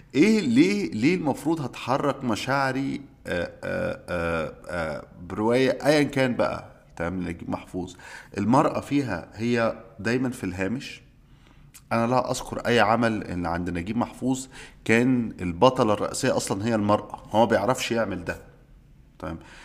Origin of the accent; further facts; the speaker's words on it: Egypt; عندنا في مصر